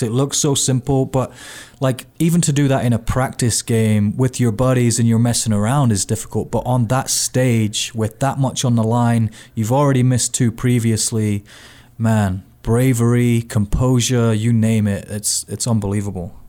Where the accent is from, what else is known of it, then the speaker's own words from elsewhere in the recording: United Kingdom; now in United States; as a Brit